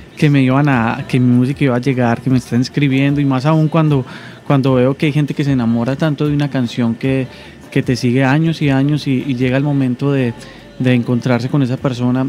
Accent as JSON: {"language": "Spanish", "country": "Colombia", "accent": "Colombian", "moved": "as an adult", "lives_now": "Dominican Republic", "said": "yo soy un cantautor colombiano, como... Eh, se pueden dar cuenta por mi acento"}